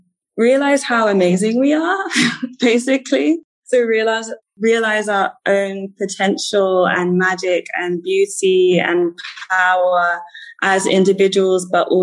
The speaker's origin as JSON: {"language": "English", "country": "United Kingdom", "also_born_or_lived": "Ghana", "accent": "British", "moved": "as an adult", "lives_now": "Accra, Ghana", "said": "based here in Accra, Ghana. As you can probably tell from my accent, I'm Ghanaian British, and I moved back home about 2.5 years ago."}